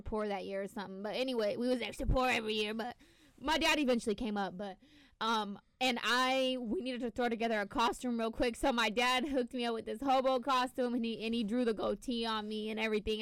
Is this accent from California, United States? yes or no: yes; Northern California, United States; moved away as an adult; also born or lived in Los Angeles area / Santa Barbara; now in Syracuse, United States; I'm from Northern California